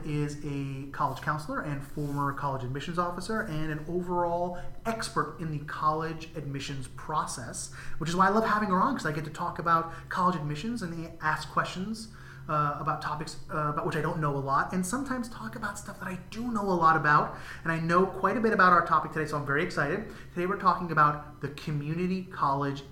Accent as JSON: {"language": "English", "region": "New Jersey", "country": "United States", "tie": "born or raised there", "said": "Where I grew up in New Jersey"}